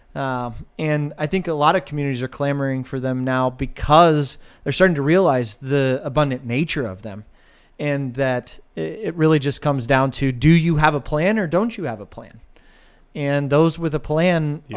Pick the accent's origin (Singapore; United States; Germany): United States; Westfield Center, Ohio; I grew up in a town of 900 people. And so Westfield Center is not just my hometown, it is my family.